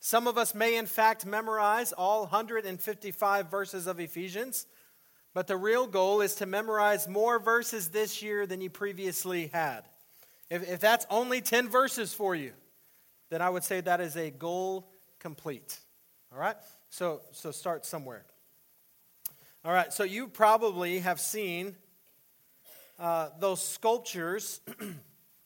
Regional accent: El Paso, Texas, United States; moved away; also born or lived in Austin, Texas / La Mesa; When I was growing up in El Paso, Texas

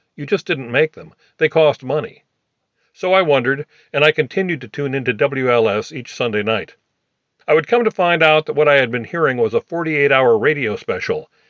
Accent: Des Moines, Iowa, United States; growing up in Des Moines

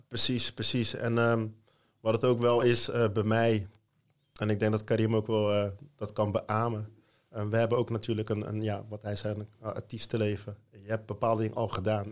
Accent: Rotterdam, South Holland, Netherlands; ik kom uit Rotterdam

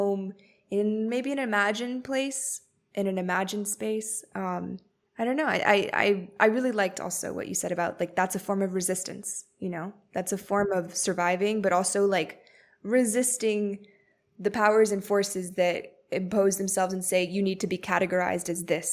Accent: Miami, Florida, United States; I grew up in Miami

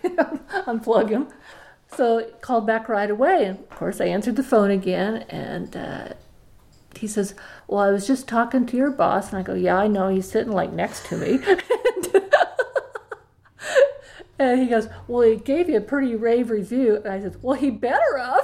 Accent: Wichita, Kansas, United States; moved away as an adult; also born or lived in Rhinelander, Wisconsin; I was born in Wichita, Kansas

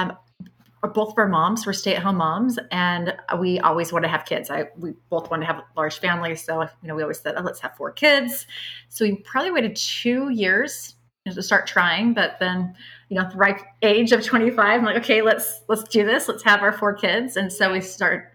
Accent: Fairfield, California, United States; I was raised in Northern California, a town called Fairfield

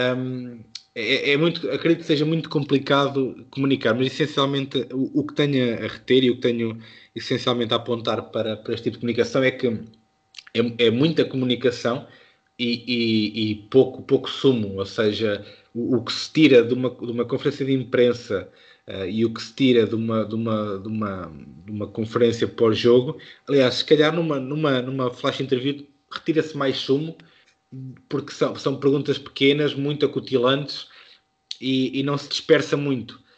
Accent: Beira, Centro, Portugal; accent: Beirã; a minha pronúncia beirã

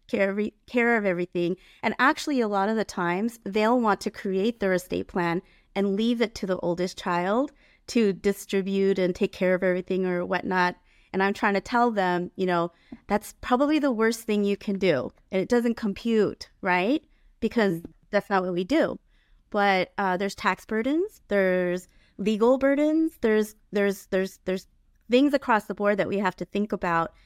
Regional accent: San Diego, California, United States; also born or lived in Ontario Ranch, California; now in Ontario, United States; I grew up in San Diego

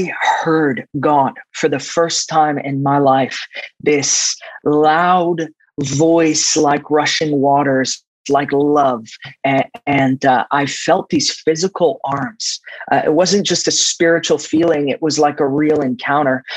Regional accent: East Coast of the United States, United States; moved away as an adult; also born or lived in Middle East / Jordan; now in Redding, United States; When I was 7 years old, we had to smuggle out of the Middle East and where I grew up in the East Coast in the States.

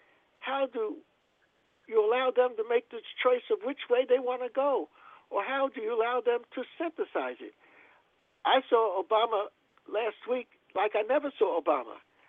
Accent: New Jersey, United States; When I grew up in North Jersey.

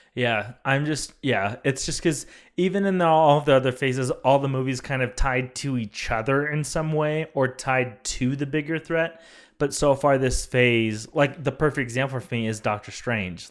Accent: California, United States; my hometown of California

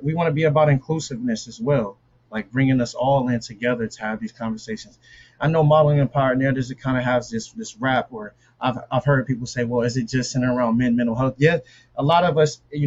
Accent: Omaha, Nebraska, United States; moved away; also born or lived in Quincy, Illinois; I'm from Omaha, Nebraska.

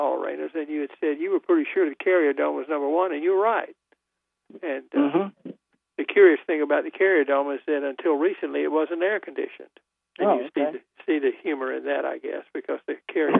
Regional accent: Goldsboro, North Carolina, United States; I'm from Goldsboro

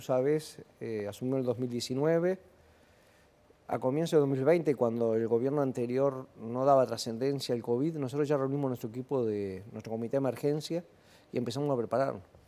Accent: Uruguay

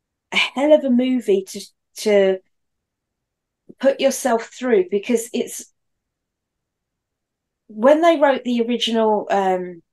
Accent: United Kingdom; as a Brit

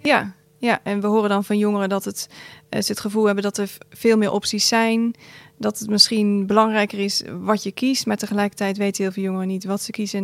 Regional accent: Gouda, South Holland, Netherlands; Kom uit Gouda

